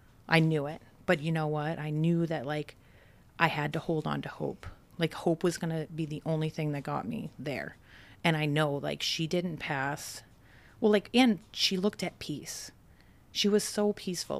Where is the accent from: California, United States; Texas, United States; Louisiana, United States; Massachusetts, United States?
Massachusetts, United States; Brockton; I grew up in Brockton